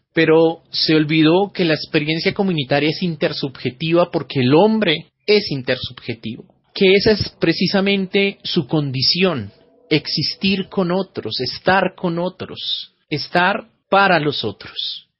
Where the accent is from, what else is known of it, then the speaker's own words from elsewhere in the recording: Colombia; Soy el filósofo colombiano